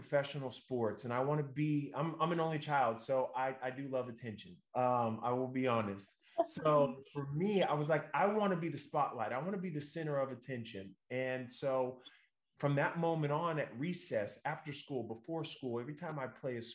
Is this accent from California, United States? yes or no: yes; Northern California, United States; we're from Northern California